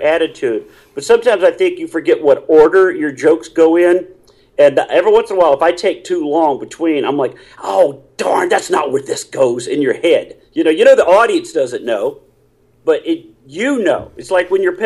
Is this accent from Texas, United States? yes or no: yes; Houston, Texas, United States; also born or lived in Tulsa, Oklahoma; I grew up most of my life in Texas, down in Houston